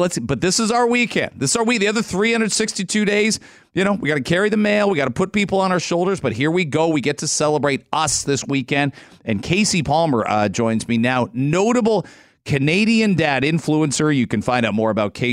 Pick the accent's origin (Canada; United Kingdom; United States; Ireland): United Kingdom; England; moved away; I'm from England originally.